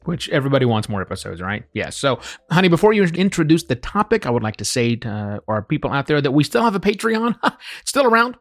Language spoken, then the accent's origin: English; United States; moved away as an adult; as American citizens returning home after three and a half years living and working overseas